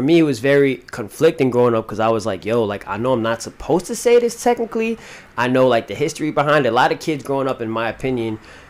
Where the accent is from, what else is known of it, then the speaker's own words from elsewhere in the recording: New York City, New York, United States; I'm from, you know, Hell's Kitchen, grew up, born and raised in New York. I'm from the area in New York that never got shouted out in the club.